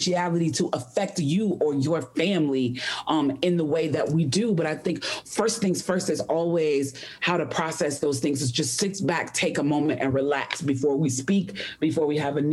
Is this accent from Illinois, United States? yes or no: yes; Chicago, Illinois, United States; now in Atlanta, United States; I have lived in Atlanta for a very long time, but Chicago is my hometown.